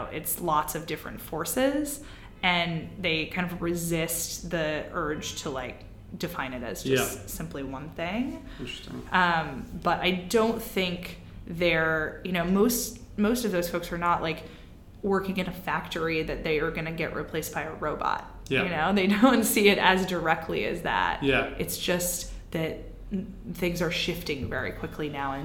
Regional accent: Midwest, United States; I'm from the Midwest

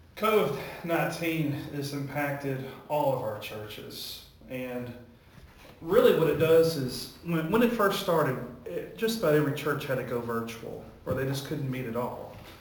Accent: Warrior, Alabama, United States; also born or lived in Texas; now in Wedowee, United States; I grew up in Alabama. I'm from Warrior, Alabama

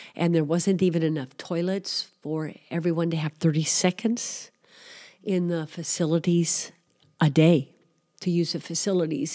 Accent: Missouri, United States; moved away as an adult; also born or lived in Greece; I grew up in Missouri, although I am Greek American

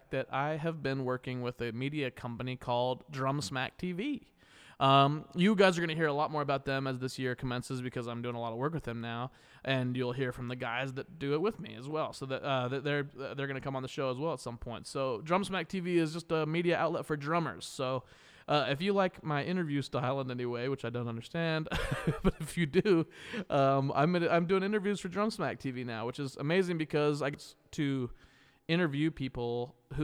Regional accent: Kansas, United States; I'm from Kansas, making me a Jayhawker

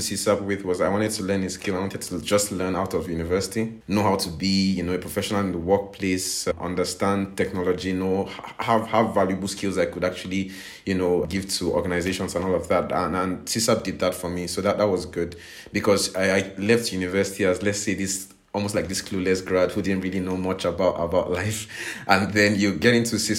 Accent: Nigeria; moved away as an adult; now in Prague, Czech Republic; I'm originally from Nigeria, actually. I'm just based in Prague now.

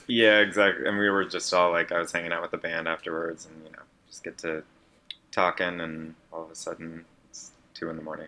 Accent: Iowa, United States; I grew up in Iowa

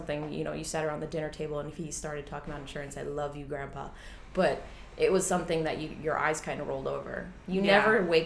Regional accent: Long Island, New York, United States; accent: Long Island; moved away as an adult; now in Queens, New York City, United States; I grew up out on Long Island.

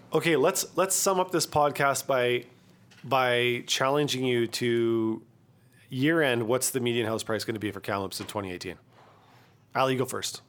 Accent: Kamloops, British Columbia, Canada; my hometown

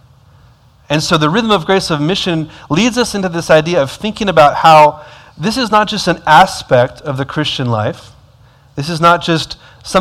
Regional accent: Texas, United States; moved away as an adult; now in Dubai, United Arab Emirates; I'm from Texas

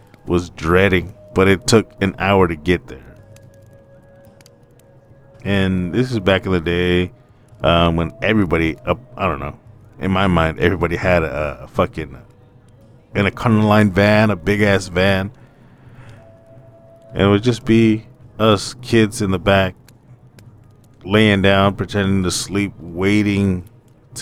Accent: Madera, California, United States; also born or lived in Portland, Oregon; But we live in Madera, California, and there's a lot of field work around us

